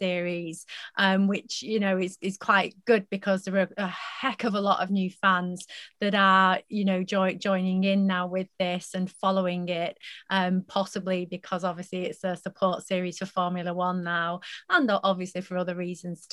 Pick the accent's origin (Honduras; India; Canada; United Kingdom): United Kingdom; as British fans, as British followers